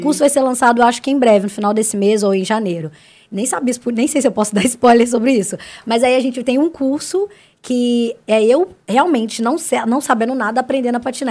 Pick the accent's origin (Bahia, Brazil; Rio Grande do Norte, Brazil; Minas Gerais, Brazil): Minas Gerais, Brazil; Santa Luzia; also born or lived in Belo Horizonte; nasci em BH e sempre morei na cidade de Santa Luzia. A vida inteira